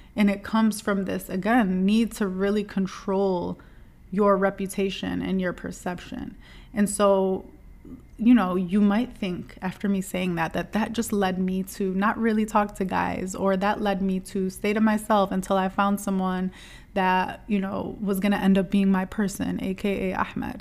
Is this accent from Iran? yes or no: no; Dearborn, Michigan, United States; I grew up in Dearborn, Michigan